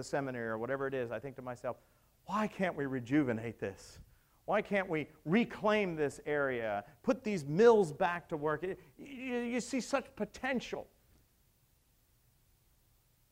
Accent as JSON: {"language": "English", "town": "Pittsburgh", "region": "Pennsylvania", "country": "United States", "moved": "yes", "said": "I came from Pittsburgh, western part of Pennsylvania"}